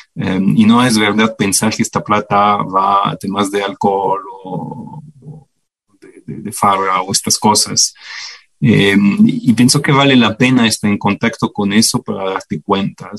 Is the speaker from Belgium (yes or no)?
yes; Belgium; Spanish is a second language; moved away as an adult; now in Ecuador; yo nací en el 81 en Bélgica. Ah, pasé toda mi niñez y juventud allá hasta graduarme de la universidad